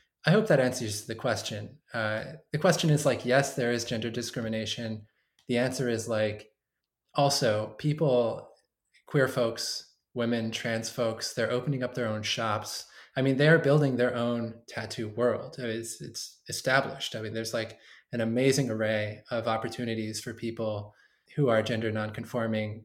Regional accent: Bakersfield, California, United States; I came from Bakersfield

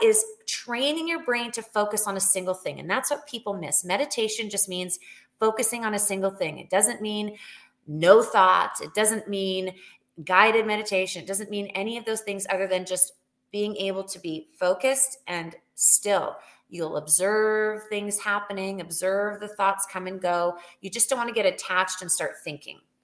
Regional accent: Canada; moved away as an adult; also born or lived in Alberta; now in United States; I am from Canada originally.

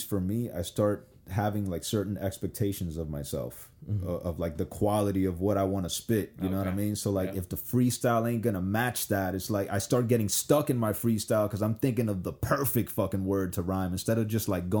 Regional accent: Miami, Florida, United States; also born or lived in New York; And Kendall, compared to like all the other places in Miami, was actually kind of soft. But like, let me tell you, growing up in Kendall, this shit was infested with gangs, bro. There was gangs everywhere.

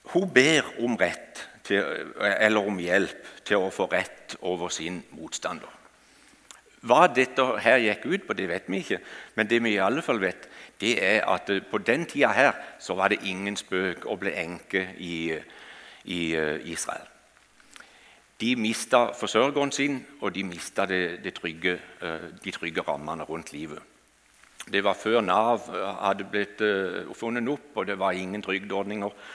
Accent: Kristiansand, Agder, Norway; Jeg kommer fra Flekkerøya utenfor Kristiansand. Og eh, Der har jeg vokst opp, og der bor vi ikke lenger nå.

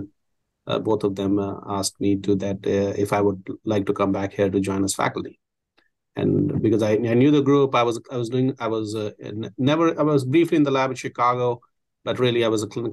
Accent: India; moved away as an adult; also born or lived in Milwaukee, Wisconsin; now in Houston, United States; I grew up in India. I graduated from India Medical School.

